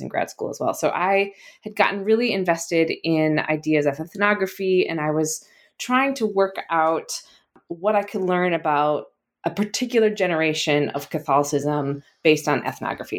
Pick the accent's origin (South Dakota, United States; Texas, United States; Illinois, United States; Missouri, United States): South Dakota, United States; now in Massachusetts, United States; I'm, I'm from South Dakota, and so I grew up in the middle of the country